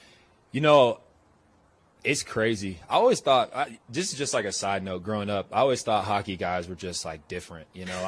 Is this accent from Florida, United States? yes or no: yes; South Florida, United States; also born or lived in Boston; now in Denver, United States; But I grew up in South Florida, so like the Panthers, you know, I didn't really watch them that much. And then went out to Boston